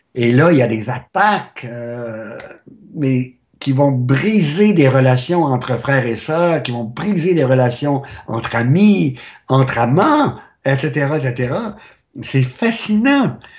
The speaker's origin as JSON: {"language": "French", "region": "Quebec", "country": "Canada", "also_born_or_lived": "France", "moved": "yes", "said": "je viens du Québec"}